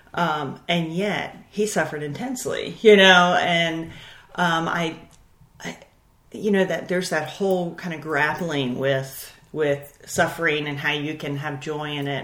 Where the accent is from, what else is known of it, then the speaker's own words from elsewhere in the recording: Baltimore, Maryland, United States; born and raised in Baltimore, Maryland